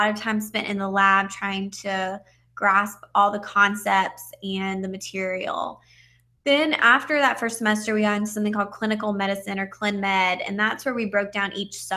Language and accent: English; Georgia, United States; I am from Georgia, and I graduated high school in 2008